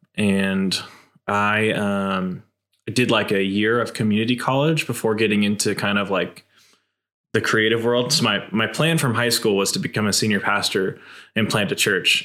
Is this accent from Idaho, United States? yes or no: yes; Boise, Idaho, United States; I've been born and raised in Boise, Idaho